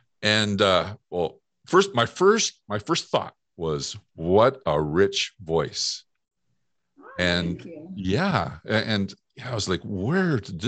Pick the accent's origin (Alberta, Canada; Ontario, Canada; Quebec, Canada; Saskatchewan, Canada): Alberta, Canada; Northern; I'm from Northern Alberta.